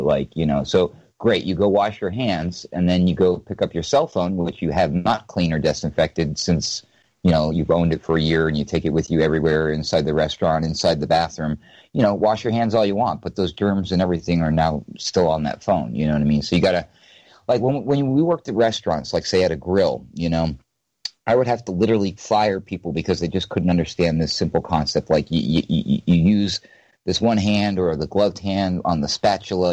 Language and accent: English; New Hampshire, United States; moved away; I'm originally from New Hampshire, so you know, and I was raised in the woods